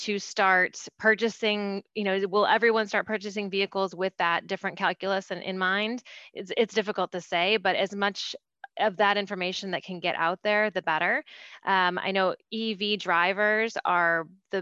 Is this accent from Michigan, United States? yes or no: yes; Detroit, Michigan, United States; I grew up in the Detroit area